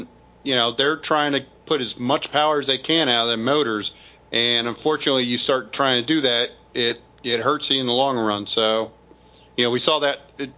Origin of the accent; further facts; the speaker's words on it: Missouri, United States; I'm from Missouri, obviously. You know, I'm back home. We're the show me state.